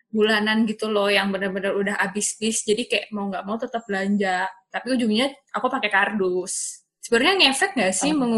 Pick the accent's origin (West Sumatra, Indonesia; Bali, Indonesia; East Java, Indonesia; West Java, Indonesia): Bali, Indonesia; Kita orang Bali hanya bergantung ke pariwisata, terus pariwisatanya hilang, kita terpukul lagi.